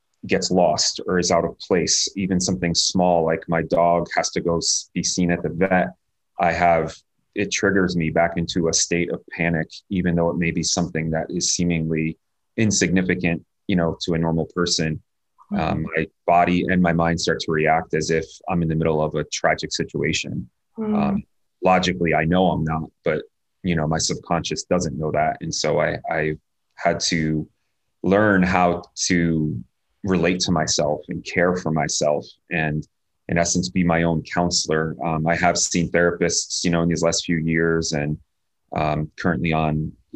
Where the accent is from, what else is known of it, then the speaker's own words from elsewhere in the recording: New Jersey, United States; I was born and raised in New Jersey